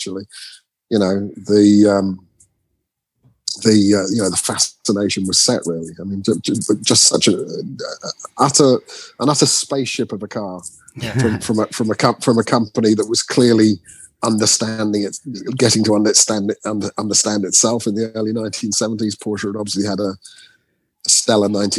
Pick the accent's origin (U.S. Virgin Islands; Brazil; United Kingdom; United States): United Kingdom; Norwich, East of England; I spent a lot of time in Norwich, where I was born in Norwich